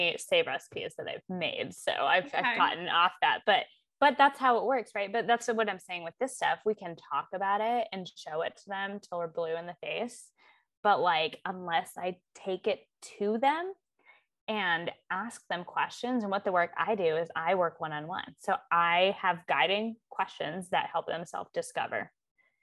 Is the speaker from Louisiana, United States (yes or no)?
no; Seattle, Washington, United States; moved away; I'm from Seattle